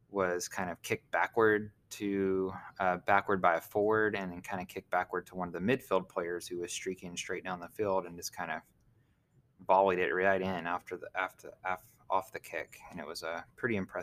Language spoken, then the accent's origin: English; Oklahoma, United States; accent: Oklahoma; now in Houston, United States; my Oklahoma accent